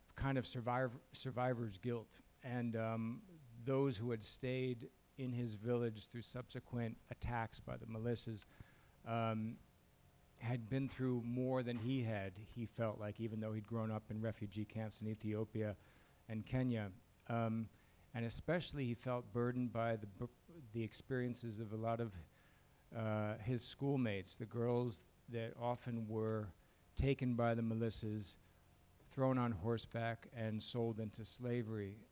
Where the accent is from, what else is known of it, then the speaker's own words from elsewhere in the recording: Chicago, Illinois, United States; moved away; I grew up in Chicago in his shadow.